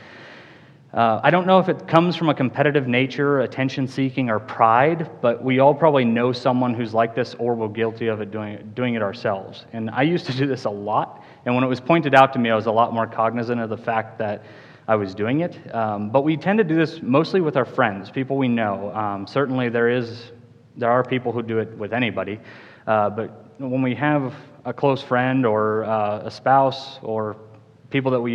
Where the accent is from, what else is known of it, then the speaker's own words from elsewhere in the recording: Cheyenne, Wyoming, United States; I grew up in Cheyenne, Wyoming, graduated from Central High School in 2005